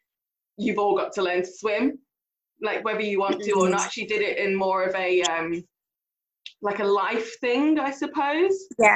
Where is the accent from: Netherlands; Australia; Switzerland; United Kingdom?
United Kingdom; Derby, East Midlands; I grew up in Spondon, a little tiny village in Derby.